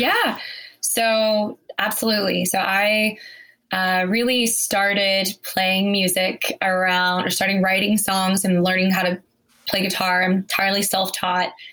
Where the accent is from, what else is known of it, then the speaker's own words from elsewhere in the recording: Cedar Hill, Texas, United States; I grew up in Cedar Hill, Texas